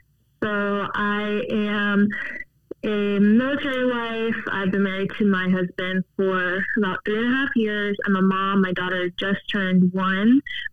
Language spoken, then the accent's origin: English; Virginia, United States; also born or lived in San Diego; now in Tucson, United States; I'm originally from Virginia, and we got transferred to San Diego.